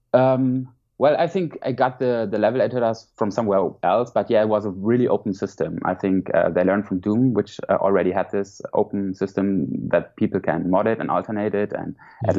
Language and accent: English; Mainz, Rhineland-Palatinate, Germany; English is a second language; moved away as an adult; now in Hamburg, Germany; I grew up in Mainz, which is more in the south of uh, Germany, next to Frankfurt.